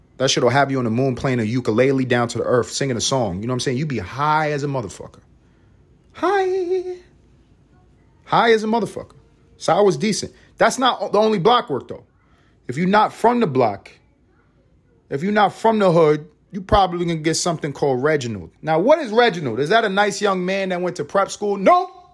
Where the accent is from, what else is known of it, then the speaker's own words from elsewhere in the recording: New York City, New York, United States; moved away as an adult; also born or lived in Los Angeles; I'm a New Yorker.